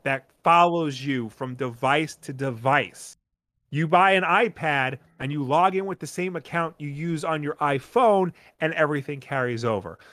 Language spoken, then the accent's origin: English; Long Island, New York, United States; accent: Long Island; I've just become such a hardcore Long Islander in my old age, like, my accent is showing more.